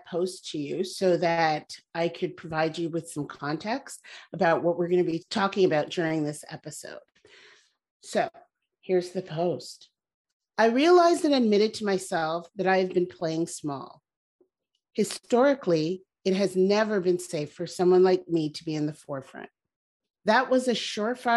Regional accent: Canada; I was born in Canada. My parents emigrated there from Barbados

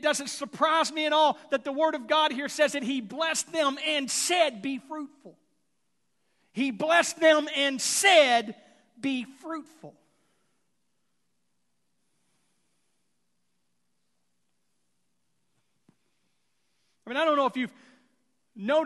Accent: Houston, Texas, United States; growing up in Houston

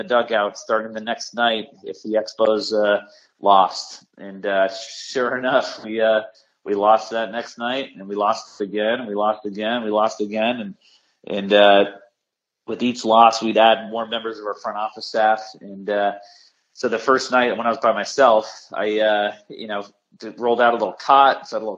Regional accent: Vermont, United States; now in Norwich, United States; I'm from Vermont

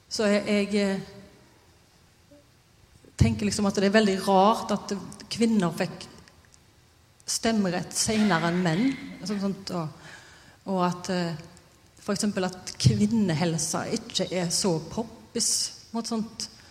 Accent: Haugesund, Rogaland, Norway; jeg er fra Haugesund

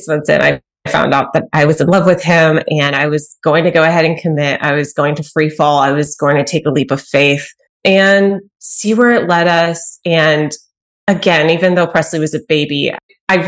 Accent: Cedar Park, Texas, United States; moved away as an adult; now in Arkansas, United States; I'm from Texas, grew up in little town. Well, it's not so little anymore, Cedar Park, near Austin, Texas

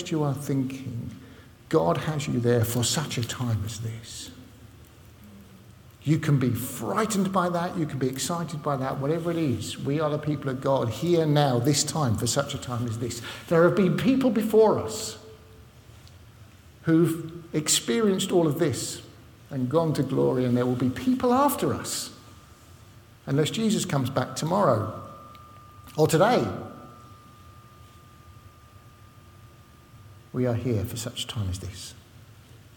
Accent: London, United Kingdom; moved away; also born or lived in Southport or Liverpool area; I don't come from Southport or Liverpool, in case you hadn't noticed. I come from London, North London, right? So that's why I speak funny

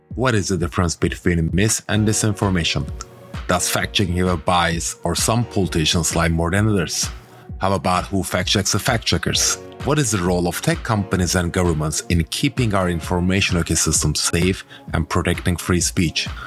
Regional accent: Turkey; moved away as an adult; now in United States; my home country, Turkey

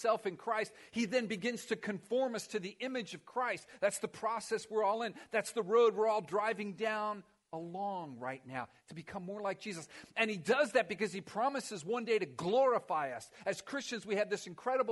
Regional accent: Miami, Florida, United States; I grew up in Miami.

